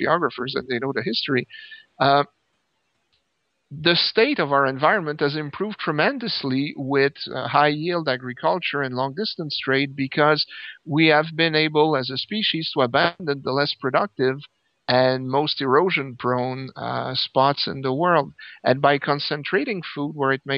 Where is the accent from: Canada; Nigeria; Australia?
Canada; I'm Canadian, and I grew up in the countryside.